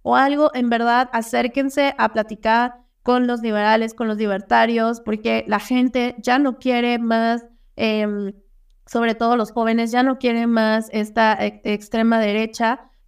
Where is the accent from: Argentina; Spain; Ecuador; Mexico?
Mexico; como mexicanos